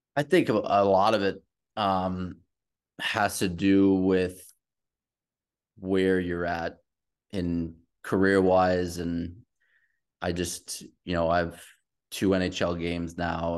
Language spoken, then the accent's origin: English; New York, United States; also born or lived in Queens; I'm from the East Coast. There's not a lot of New York people that leave New York.